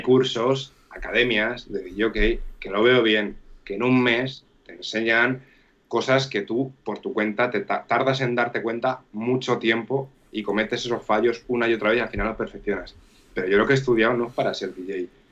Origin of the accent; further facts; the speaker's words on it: Castilla-La Mancha, Spain; also born or lived in Gandia; yo pues llegué de Castilla-La Mancha